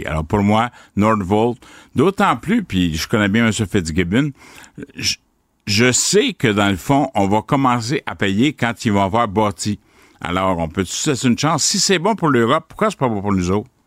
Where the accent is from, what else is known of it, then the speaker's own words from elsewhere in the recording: Quebec, Canada; Je suis dans la région, là, je suis de la Drummond, je me suis promené